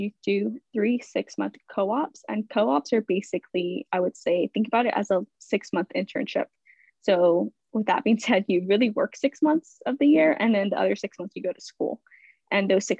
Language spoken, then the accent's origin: English; Stockton, California, United States; moved away as an adult; also born or lived in Philadelphia; I grew up in Stockton, California